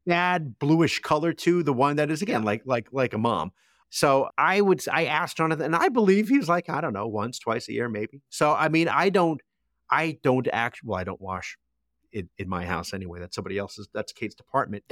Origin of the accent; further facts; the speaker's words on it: Toms River, New Jersey, United States; my hometown